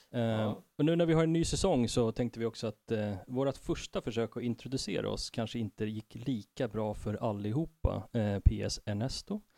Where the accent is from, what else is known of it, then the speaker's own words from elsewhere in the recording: Stockholm, Stockholm County, Sweden; also born or lived in Tensta / Enskede / Husby / Fruängen; Jag har eh, bott på alla möjliga platser i, i Stockholm, uppvuxen i Tensta, Enskede, Husby ett år och sen Fruängen